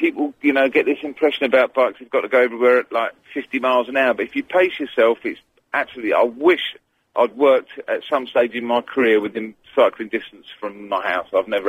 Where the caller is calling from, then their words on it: Brentwood, East of England, United Kingdom; From Brentwood.